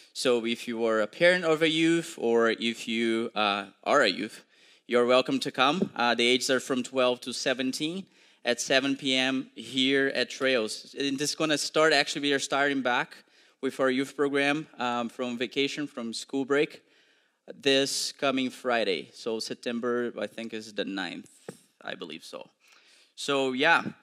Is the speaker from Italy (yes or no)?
no; Brazil; English is a second language; moved away; I'm also originally from Brazil